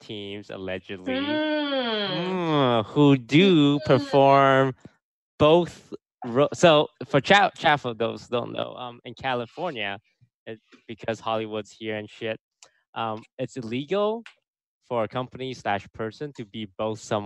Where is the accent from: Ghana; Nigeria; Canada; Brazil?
Canada; now in United States; I'm Canadian